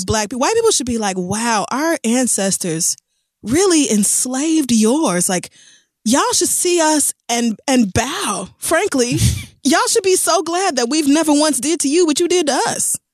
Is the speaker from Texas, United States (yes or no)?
no; Tulsa, Oklahoma, United States; moved away; I'm actually coming home to my hometown, the place I grew up, Tulsa, Oklahoma.